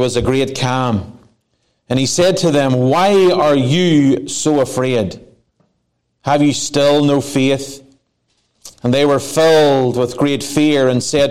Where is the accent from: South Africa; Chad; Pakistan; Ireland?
Ireland; now in Placerville, United States; I am Irish.